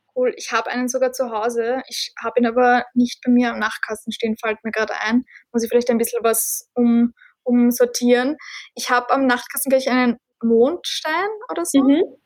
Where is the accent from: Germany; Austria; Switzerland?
Austria; Bei uns in Österreich